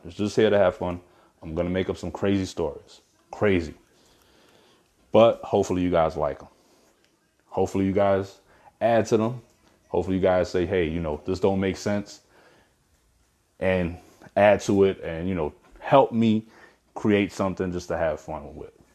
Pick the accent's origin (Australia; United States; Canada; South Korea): United States; Brooklyn, New York; moved away; I'm from Brooklyn originally